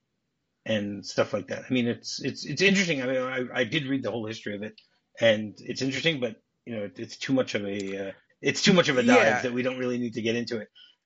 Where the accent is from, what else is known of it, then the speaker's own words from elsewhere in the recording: Detroit, Michigan, United States; I grew up in Detroit, you know, Michigan Bell